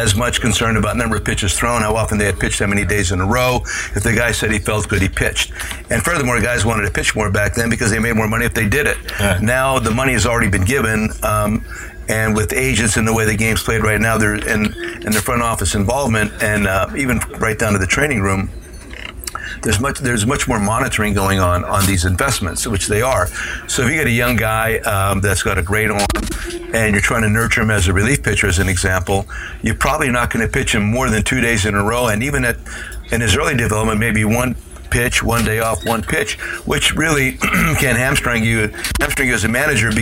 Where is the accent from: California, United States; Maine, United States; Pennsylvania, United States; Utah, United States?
Pennsylvania, United States; Hazleton; moved away; Hazleton Integration Project, bringing together the cultures of my hometown, Hispanic and Anglo